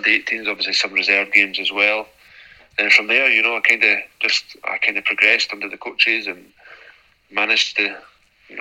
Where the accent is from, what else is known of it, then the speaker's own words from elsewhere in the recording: Edinburgh, Scotland, United Kingdom; moved away as an adult; born and bred in Edinburgh